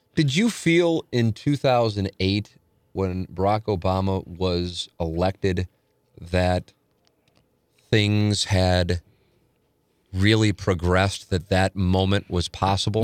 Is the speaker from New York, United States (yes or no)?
no; St. Louis, Missouri, United States; I grew up on Vienna, family, then went, moved to Tam Avenue